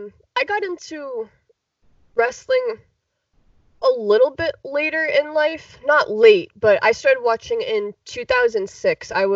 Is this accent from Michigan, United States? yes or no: no; Chicago, Illinois, United States; I'm actually originally from Chicago. I'm from the Chicagoland area.